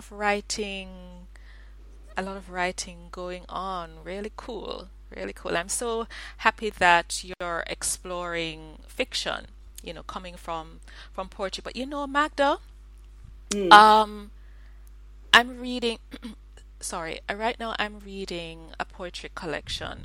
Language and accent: English; Jamaica; I'm Jamaican